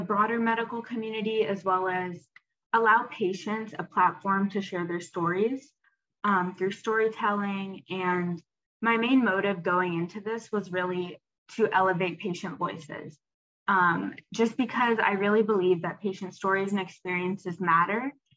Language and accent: English; Atlanta, Georgia, United States; I'm a freshman at Duke and I'm from Atlanta, Georgia